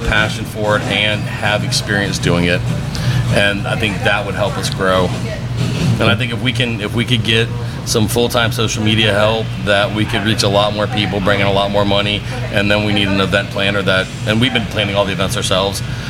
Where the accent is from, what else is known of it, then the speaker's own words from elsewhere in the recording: Pensacola area, Florida, United States; Grew up here, went to UWF